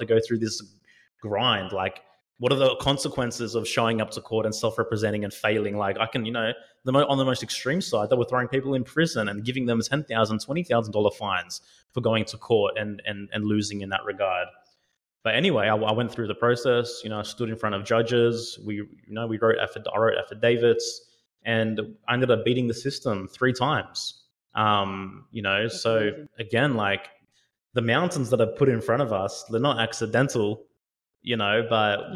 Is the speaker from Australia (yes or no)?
yes; Australia; I'm Aussie, you know, I've lived in Australia most of my life